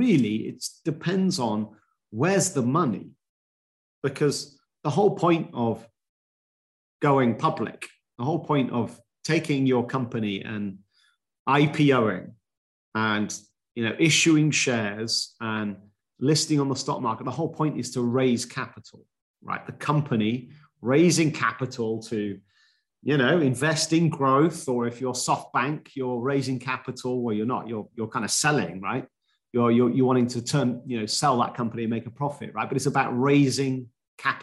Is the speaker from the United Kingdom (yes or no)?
yes; United Kingdom; being British